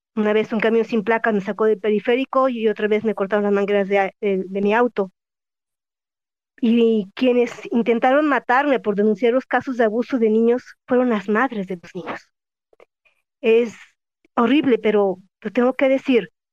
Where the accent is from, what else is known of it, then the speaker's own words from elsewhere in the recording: Jalisco, Mexico; yo soy de Jalisco